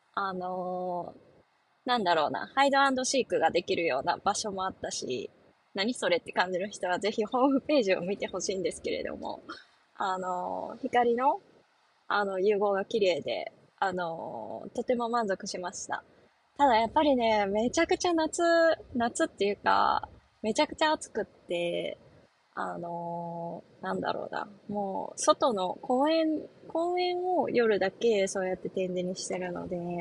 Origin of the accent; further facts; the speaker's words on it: northern Osaka, Japan; 実家がかなり北の方だった